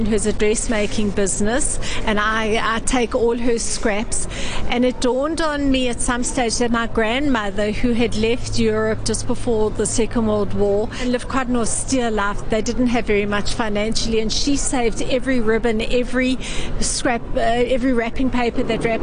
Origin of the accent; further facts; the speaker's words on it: South Africa; I come from South Africa